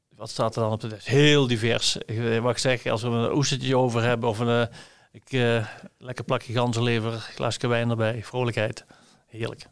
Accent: Limburg, Netherlands; als een Limburger

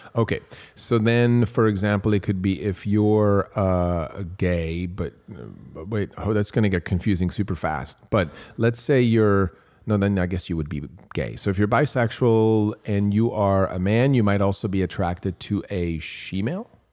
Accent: Switzerland; moved away; I grew up in Switzerland

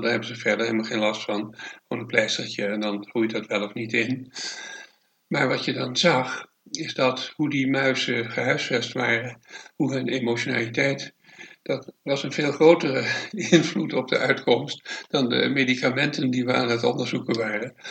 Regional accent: Amsterdam, North Holland, Netherlands; now in Het Gooi, Netherlands; ik ben in Amsterdam geboren, daar eh, het, eh, van lagere school, middelbare school

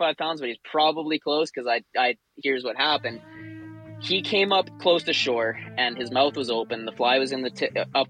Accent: Chase, British Columbia, Canada; I grew up born and raised in Chase

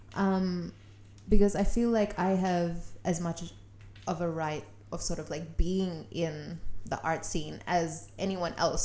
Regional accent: Sydney, New South Wales, Australia; I grew up in Western Sydney

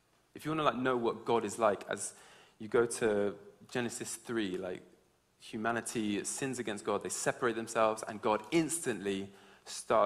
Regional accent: Georgia, United States; also born or lived in England; now in United Kingdom; I grew up in America, in Georgia, in the South

